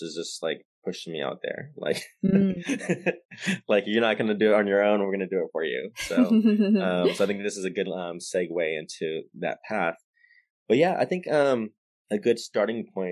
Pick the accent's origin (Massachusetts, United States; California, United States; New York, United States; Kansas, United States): California, United States; Stockton; also born or lived in Santa Barbara, California; born and raised in Stockton, California, grew up in private Catholic school